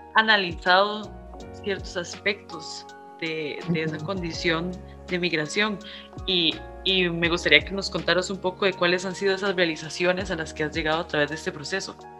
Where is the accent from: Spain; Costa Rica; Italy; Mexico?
Costa Rica; yo soy primera generación de Costa Rica, entonces aquí realmente no tengo raíz. Mi mamá es nicaragüense, mi papá es salvadoreño